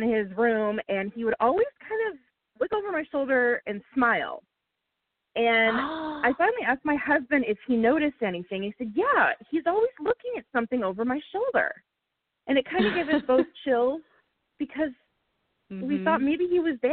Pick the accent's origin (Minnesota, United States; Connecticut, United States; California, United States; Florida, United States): California, United States; Pasadena; I was born and raised around Pasadena, as was my husband